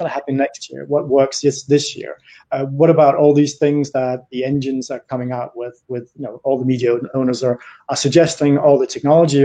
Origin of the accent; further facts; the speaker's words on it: Denmark; now in Paris, France; I'm Danish, but I've been in France for more years than I lived in Denmark